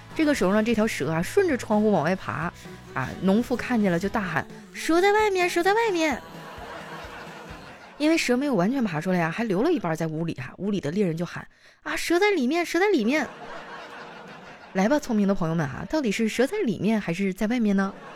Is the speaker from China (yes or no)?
yes; Northeast China, China; 俺们东北